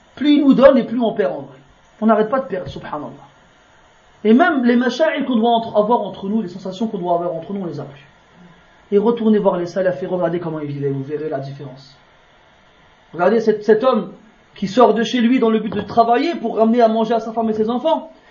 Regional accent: France; je suis né, moi, je suis né en France. Hein, je suis un Français

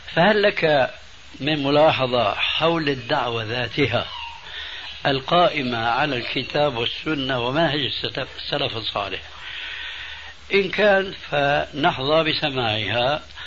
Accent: Damascus, Damascus Governorate, Syria; Arabic is a second language; also born or lived in Albania; أنه هاجر بعائلته، بأولاده الذين أنا أحدهم من ألبانيا إلى دمشق الشام

